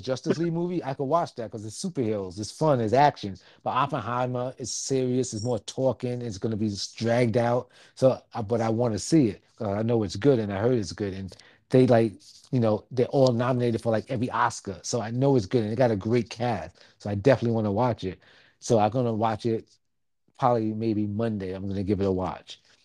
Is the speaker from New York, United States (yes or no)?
yes; New York City, New York, United States; I'm from Staten Island